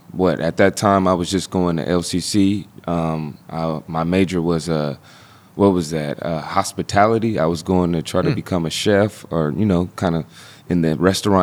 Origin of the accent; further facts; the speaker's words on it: Las Vegas, Nevada, United States; now in Eugene, United States; I'm from Vegas. It's just a big pot of different cultures, different races